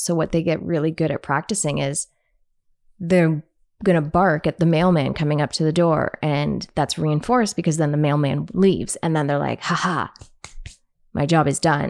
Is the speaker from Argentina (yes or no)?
no; Canada; because I'm Canadian